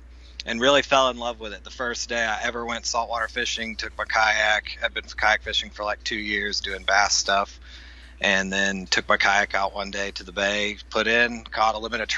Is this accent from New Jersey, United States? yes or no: no; Crestview, Florida, United States; moved away as an adult; Yeah, well, I grew up in Crestview, Florida. Lived there my whole life until I went to college.